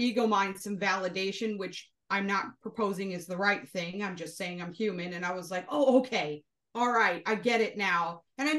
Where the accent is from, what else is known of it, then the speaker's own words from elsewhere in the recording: Florida, United States; accent: New England; I was the first one born and raised in Florida.